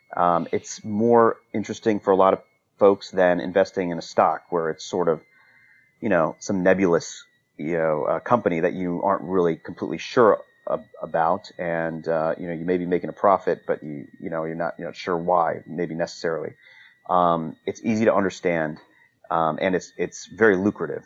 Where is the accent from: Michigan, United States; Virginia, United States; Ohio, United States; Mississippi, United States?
Virginia, United States; Northern; also born or lived in North Carolina; I grew up in the Northern Virginia area